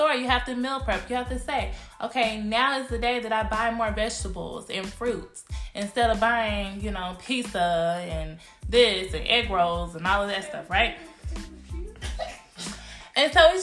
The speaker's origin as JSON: {"language": "English", "town": "Cedar Hill", "region": "Texas", "country": "United States", "tie": "born or raised there", "said": "I was born and raised in Cedar Hill, Texas"}